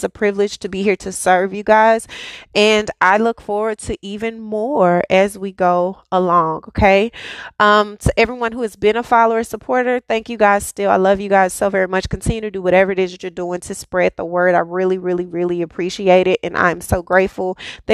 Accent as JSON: {"language": "English", "country": "United States", "said": "I'm definitely an American"}